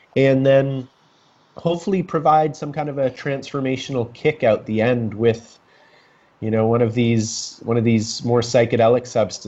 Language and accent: English; Kitchener, Ontario, Canada; moved away as an adult; also born or lived in Whistler, British Columbia; I'm from Kitchener, Ontario. I graduated from high school